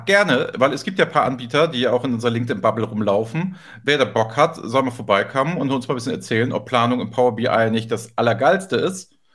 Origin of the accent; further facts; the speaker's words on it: Hamburg, Germany; Hamburg, meine Heimatstadt